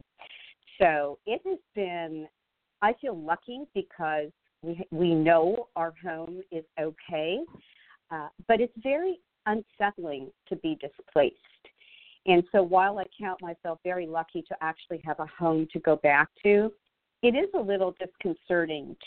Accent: Montreal, Quebec, Canada; moved away as an adult; now in United States; I'm originally from Montreal, Canada, and actually lived there most of my life.

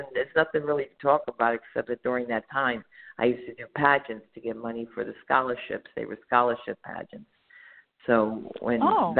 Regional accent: Paterson, New Jersey, United States; now in California, United States; from P-Town.

